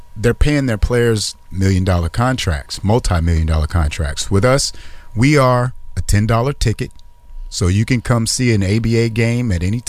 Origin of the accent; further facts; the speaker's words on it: Fresno, California, United States; born there; also born or lived in San Francisco / Detroit; I was born here in Fresno. I lived in San Francisco, and then we moved to Detroit. And this is all happening before I'm 6 years old.